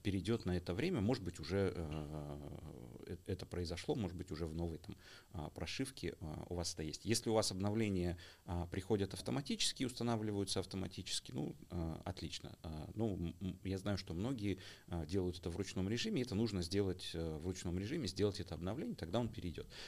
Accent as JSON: {"language": "Russian", "region": "Almaty", "country": "Kazakhstan", "said": "я как алматинец"}